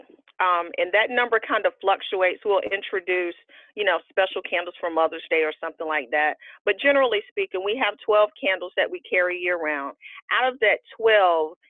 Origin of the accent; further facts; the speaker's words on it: North Carolina, United States; also born or lived in Alabama; I was born in Alabama. I was raised in North Carolina